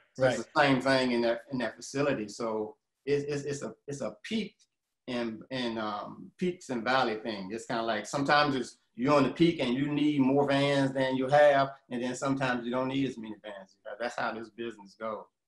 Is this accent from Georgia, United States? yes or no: yes; Atlanta, Georgia, United States; I'm from Atlanta, you know, and I've been here about, uh, about 35 years now